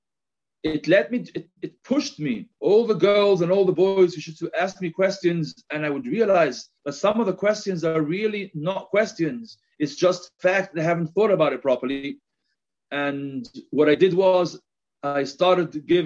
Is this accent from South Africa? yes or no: no; Gibraltar; accent: a little bit of my English accent. But on the other hand, you may also note a little bit of a Spanish accent; now in Jerusalem, Israel; I'm originally from Gibraltar